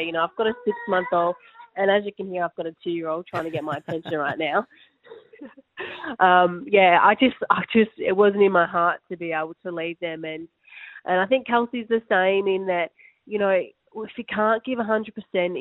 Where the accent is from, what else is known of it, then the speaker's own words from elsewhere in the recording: Australia; as Australian players